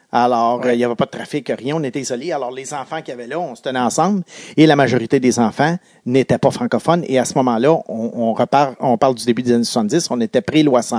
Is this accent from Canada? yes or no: yes; Quebec, Canada; les Alouettes jouaient pas loin de chez moi à l'Autostade qui a été démoli aujourd'hui et qui est tout près du pont Victoria à la, sortie de l'autoroute Bonaventure